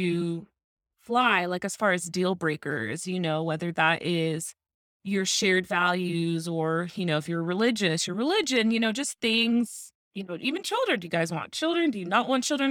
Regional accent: Tucson, Arizona, United States; now in Phoenix, United States; I also live in Phoenix, but born and raised in Tucson

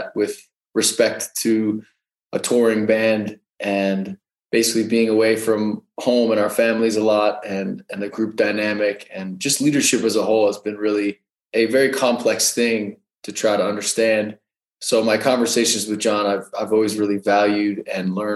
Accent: New Jersey, United States; moved away as an adult; also born or lived in New York / Denver; I grew up in New Jersey

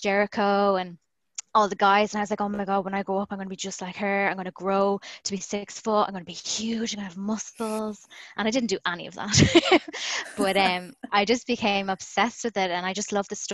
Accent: Galway, Connacht, Ireland; when he heard my accent, he was like, where are you from? And I said, oh, I'm from Galway

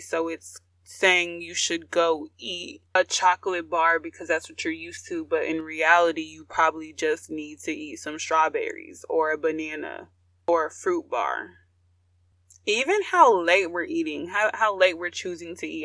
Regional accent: United States

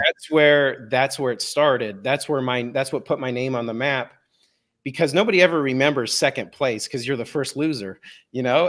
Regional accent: Denver, Colorado, United States; I was born and raised in Denver, Colorado. I have lived here my whole life.

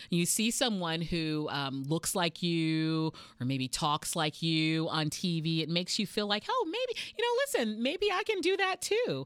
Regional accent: Texas, United States; moved away; you're my fellow Texan

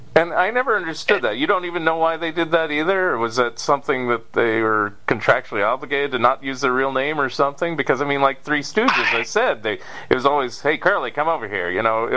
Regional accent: California, United States; I'm a Californian

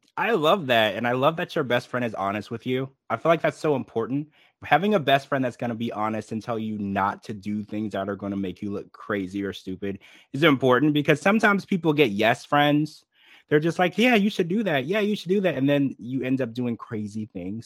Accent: Louisiana, United States; I actually also grew up in the country. I'm from Louisiana, so I grew up in the church

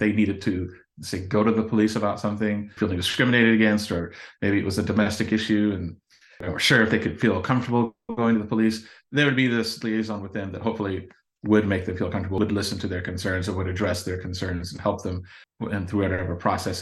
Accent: Champaign, Illinois, United States; born and raised here, seen the city, you know, change and grow over the last nearly half century

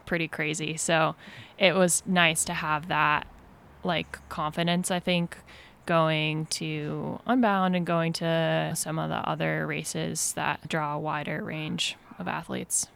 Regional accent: Vermont, United States; born or raised there; moved away as an adult; now in Mill Valley, United States

